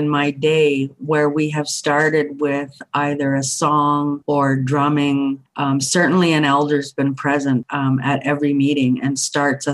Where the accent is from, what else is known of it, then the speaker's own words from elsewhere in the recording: Thunder Bay, Ontario, Canada; moved away as an adult; now in British Columbia, Canada; I grew up in Thunder Bay, Ontario